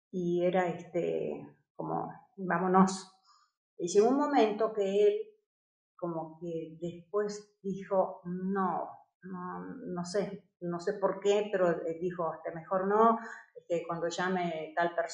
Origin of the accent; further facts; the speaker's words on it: Costa Rica; also born or lived in Buenos Aires, Argentina; yo crecí aquí en Costa Rica y cómo, es, eh, cómo ha sido mi vida estos últimos 31 años